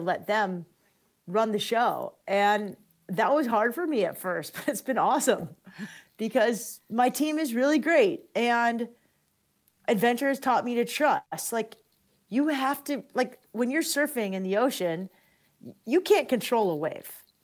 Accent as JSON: {"language": "English", "town": "San Diego", "region": "California", "country": "United States", "tie": "born or raised there", "said": "I grew up in La Jolla"}